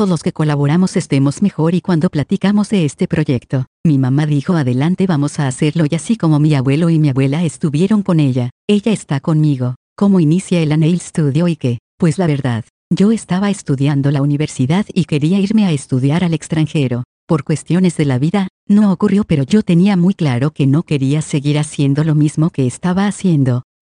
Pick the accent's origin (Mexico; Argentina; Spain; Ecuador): Mexico; Ciudad Juárez, Chihuahua; Nací en Ciudad Juárez, tuve una infancia humilde, crecí en la colonia industrial, prácticamente en el centro de la ciudad.